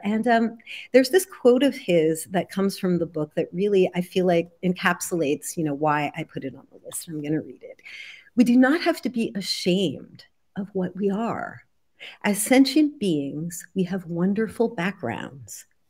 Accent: New Jersey, United States; I grew up in New Jersey in the seventies

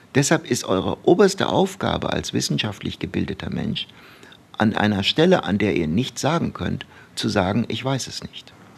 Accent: Baden-Baden, Baden-Württemberg, Germany; also born or lived in Turkey; now in Bochum, Germany; wir sind äh, von der Türkei nach Deutschland umgezogen. Da war ich, ich glaube, so fünfeinhalb. Mhm. Und so mit sechseinhalb kam ich dann in Deutschland in die Grundschule. Das war in Baden-Baden.

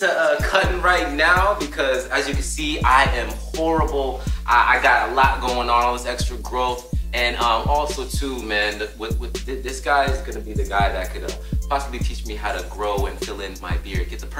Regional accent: Hesperia, California, United States; moved away as an adult; now in Las Vegas, United States; my hometown homie from the desert town, Devonte.

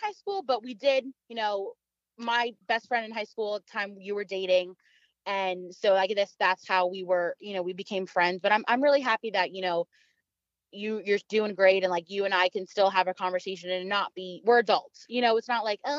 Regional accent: Long Island, New York, United States; moved away; we're from Long Island, you know, in New York, and we literally grew up maybe 30, 40 minutes away from each other, in Long Island

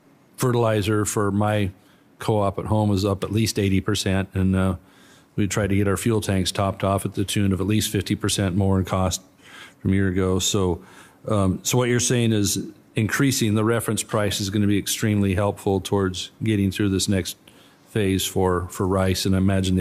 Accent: California, United States; My home state of California, you know, electricity is going to continue to go through the roof

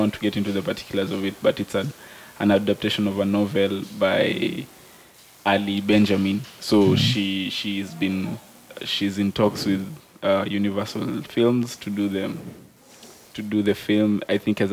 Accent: Kenya; I am a Kenyan myself

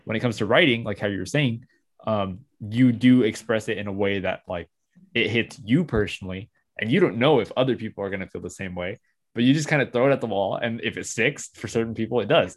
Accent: United States

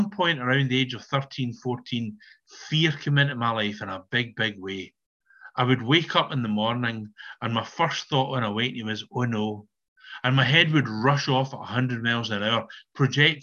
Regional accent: Balloch, Scotland, United Kingdom; moved away as an adult; now in East Kilbride, United Kingdom; my first 20 years were spent in Balloch by the bonnie, bonnie banks of Loch Lomond

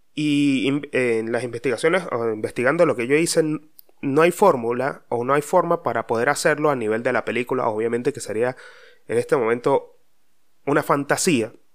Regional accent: Mérida, Venezuela; hay un dicho muy popular de donde yo vengo, o será de Venezuela, no sé dónde carajo, pero en Mérida decían mucho

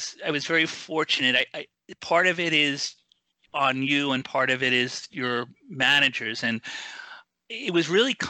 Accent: New York, United States; I'm a New Yorker

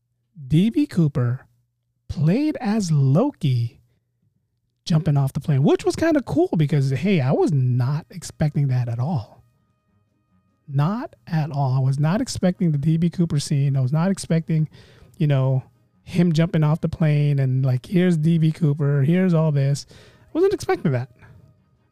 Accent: Philippines

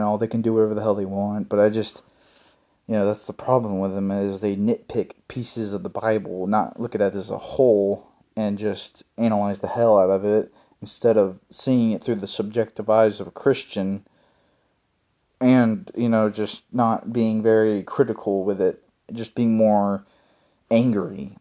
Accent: Mississippi, United States; I was born in Mississippi

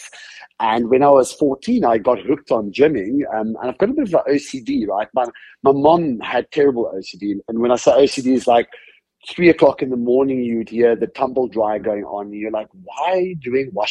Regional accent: Cape Town, Western Cape, South Africa; also born or lived in Sasolburg, South Africa; now in United States; not born and raised in the US. I come from a country called South Africa, a city called Cape Town. I was actually born in a town called Sasolburg

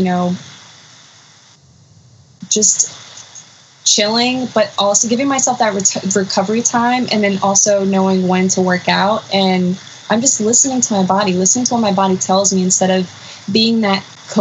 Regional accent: New York City, New York, United States; also born or lived in North Salem, New York; I grew up in the Bronx

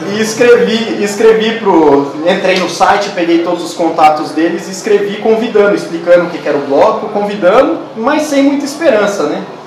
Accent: Avaré, São Paulo, Brazil; eu sou do interior, sou de Avaré

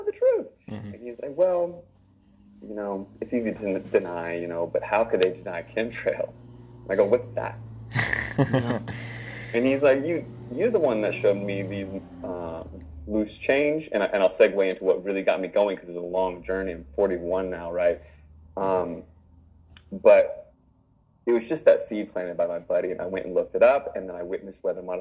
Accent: Virginia, United States; moved away; also born or lived in Northern California; I'm from Virginia

